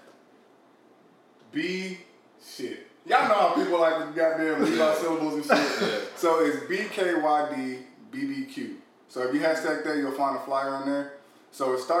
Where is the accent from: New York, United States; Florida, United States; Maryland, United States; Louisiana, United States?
Louisiana, United States; moved away; me growing up in Louisiana